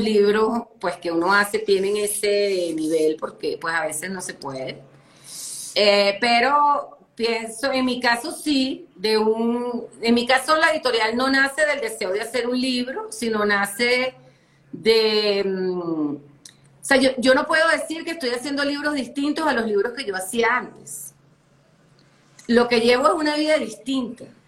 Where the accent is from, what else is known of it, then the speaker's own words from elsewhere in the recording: Caracas, Capital District, Venezuela; moved away as an adult; now in Colombia; yo soy caraqueña, yo crecí prácticamente cerca, del pues, en el mar